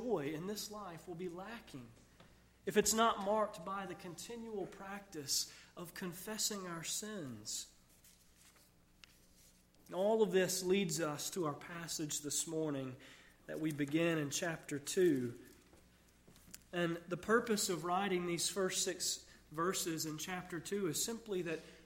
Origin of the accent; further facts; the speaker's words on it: United States; so many children growing up in America, I grew up with a little bit of a skewed view of Christmas